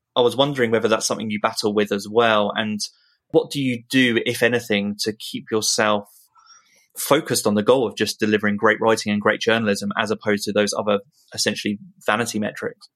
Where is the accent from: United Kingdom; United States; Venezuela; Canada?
United Kingdom; being British